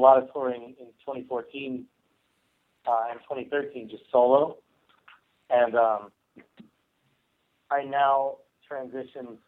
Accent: Las Vegas, Nevada, United States; I'm from Las Vegas.

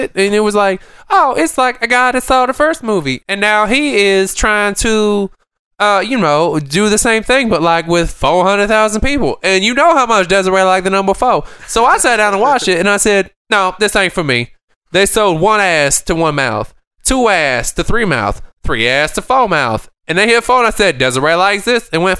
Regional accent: Canada; Oh, I am. I'm Canadian Chinese.

